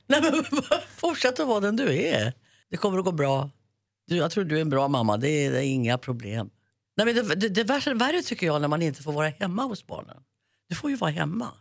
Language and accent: Swedish; Järvsö, Gävleborg County, Sweden; born or raised there